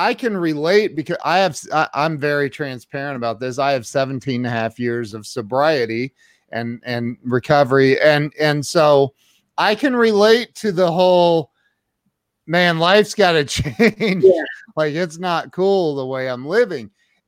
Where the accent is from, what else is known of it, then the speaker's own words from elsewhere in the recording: Midwest, United States; also born or lived in Las Vegas; we're from the Midwest